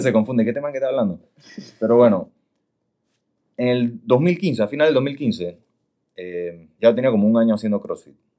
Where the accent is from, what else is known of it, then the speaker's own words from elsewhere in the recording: Panama; panameño, 100%.